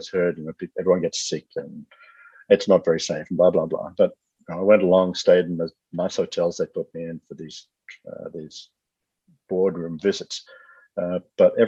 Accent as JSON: {"language": "English", "country": "Australia", "said": "I'm Australian"}